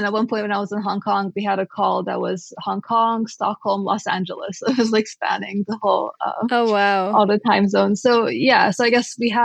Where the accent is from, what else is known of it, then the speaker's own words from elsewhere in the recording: Romania; I grew up in Romania